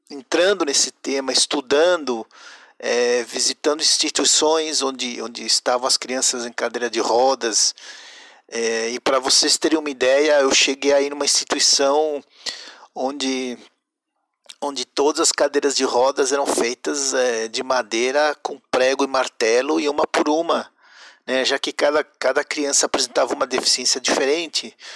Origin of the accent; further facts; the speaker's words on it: Mexico; now in Brazil; eu sou é, mexicano brasileiro. É, estudei design de produto na Guamas Capotzalco, no México, o que aqui chamam de desenho industrial.